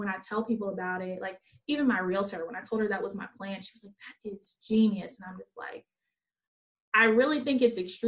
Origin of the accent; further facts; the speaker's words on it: Virginia, United States; moved away as an adult; now in Philadelphia, United States; I'm from Virginia